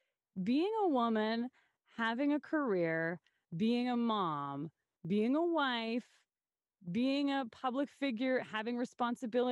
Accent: Saskatoon, Saskatchewan, Canada; what's great about my hometown is I grew up here

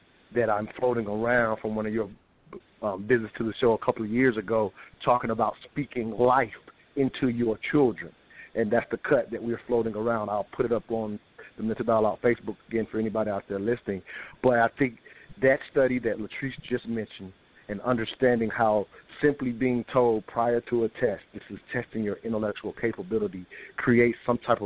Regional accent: the South, United States; I grew up in the South loving Dr. Martin Luther King

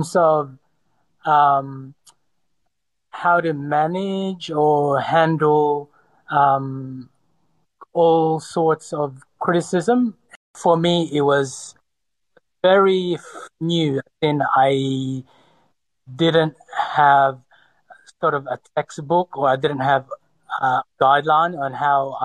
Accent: Sydney, New South Wales, Australia; also born or lived in Cebu, Philippines; I was born in the Philippines in Cebu, but I was, for the most part, raised in Sydney from the age of 10 or 11

